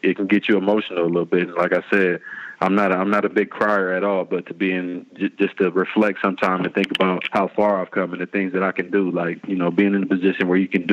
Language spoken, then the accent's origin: English; East Palo Alto, California, United States; I'm from East Palo Alto